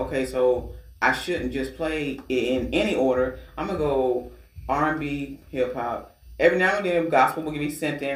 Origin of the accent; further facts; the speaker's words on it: Georgia, United States; now in Virginia, United States; I'm from Georgia.